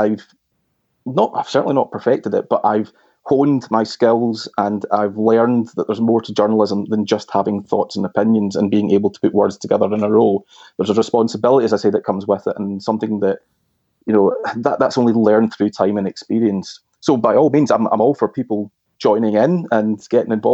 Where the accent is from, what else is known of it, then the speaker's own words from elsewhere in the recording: Glasgow, Scotland, United Kingdom; the Herald newspaper in my hometown of Glasgow